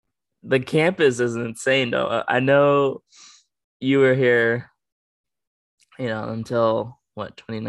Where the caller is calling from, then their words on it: Grants Pass, Oregon, United States; I'm coming live from Oregon.